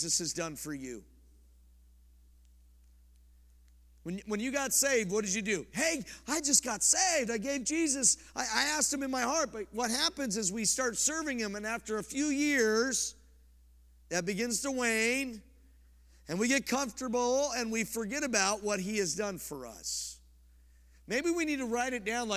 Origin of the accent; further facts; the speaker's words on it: about 15 minutes from Boulder, Colorado, United States; moved away; I'm from Colorado. I grew up about 15 minutes from Boulder